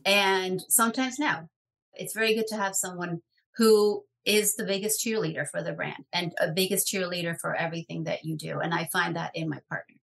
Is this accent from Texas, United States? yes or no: no; New York City, New York, United States; I grew up in New York City